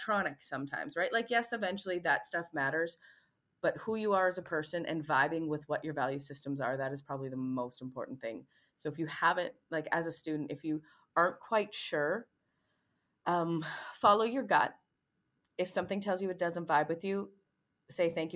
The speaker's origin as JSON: {"language": "English", "country": "Canada", "moved": "yes", "said": "I'm also Canadian"}